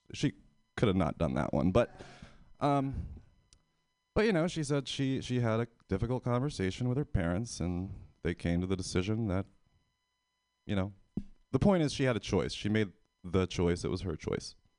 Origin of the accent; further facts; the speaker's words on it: Pennsylvania, United States; moved away as an adult; now in San Francisco, United States; I'm from Pennsylvania.